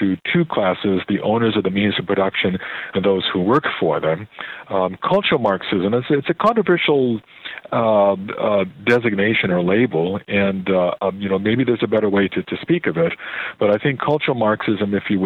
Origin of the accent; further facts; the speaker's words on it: Oak Park, Illinois, United States; now in Canada; I was born in Oak Park